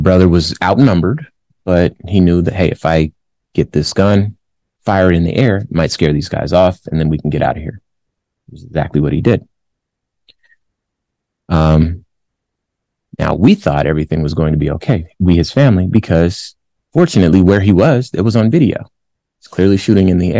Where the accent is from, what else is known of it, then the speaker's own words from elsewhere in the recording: California, United States; And my family's from California. I'm from California.